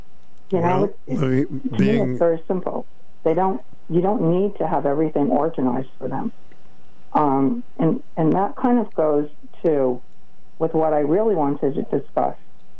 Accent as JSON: {"language": "English", "town": "Preston", "region": "Connecticut", "country": "United States", "tie": "born or raised there", "said": "I grew up in Preston."}